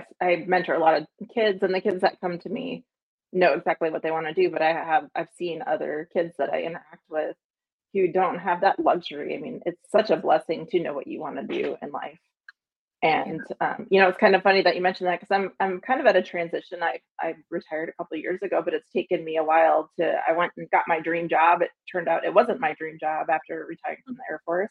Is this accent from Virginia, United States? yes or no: no; Wisconsin, United States; moved away as an adult; I grew up in Wisconsin, and my family has a military history